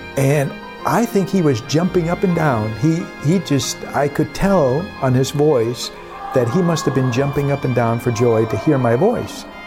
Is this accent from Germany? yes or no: yes; Germany; moved away; also traveled to my hometown. And on the last day in Germany